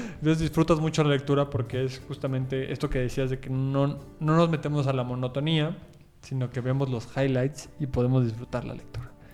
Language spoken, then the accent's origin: Spanish; Puebla, Mexico; yo soy de Puebla